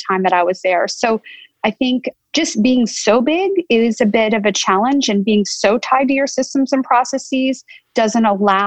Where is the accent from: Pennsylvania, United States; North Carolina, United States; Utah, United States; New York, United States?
North Carolina, United States; moved away as an adult; also born or lived in California; I grew up in North Carolina and went to school here in the state at both Duke and Carolina